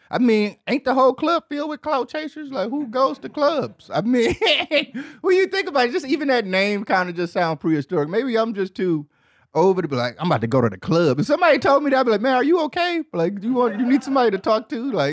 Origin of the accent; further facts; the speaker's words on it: Midwest, United States; Cause I mean, growing up in the Midwest, it ain't really too much to do.